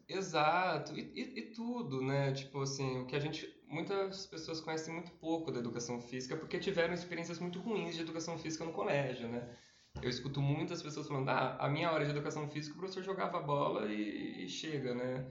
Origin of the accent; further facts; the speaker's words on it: Campinas, São Paulo, Brazil; eu tenho 30 anos, eu sou de Campinas